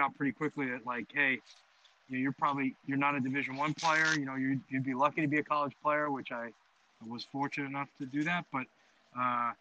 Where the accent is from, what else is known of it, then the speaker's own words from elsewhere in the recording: New York City, New York, United States; moved away as an adult; growing up in Queens